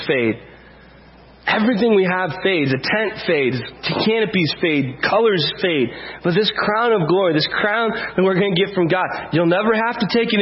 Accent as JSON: {"language": "English", "country": "United States", "said": "we're white and we're from America"}